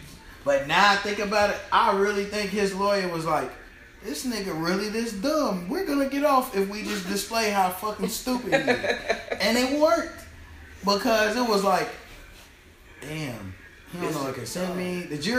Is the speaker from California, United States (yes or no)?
no; Chicago, Illinois, United States; I'm from Inglewood